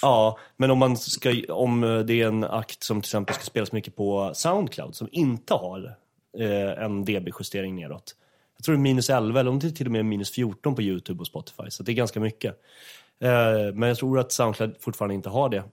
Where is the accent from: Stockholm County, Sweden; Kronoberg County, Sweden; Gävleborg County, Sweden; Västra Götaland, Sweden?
Stockholm County, Sweden; Åkersberga; fritidsgården i Åkersberga där jag är uppvuxen